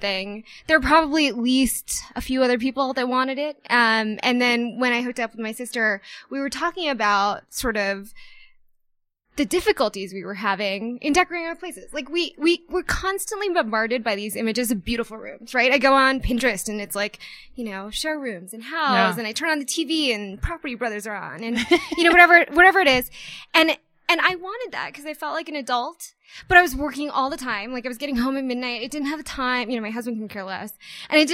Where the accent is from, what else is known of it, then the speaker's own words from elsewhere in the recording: East Coast, United States; moved away as an adult; also born or lived in New York City; now in Denver, United States; I'm an East Coast born and raised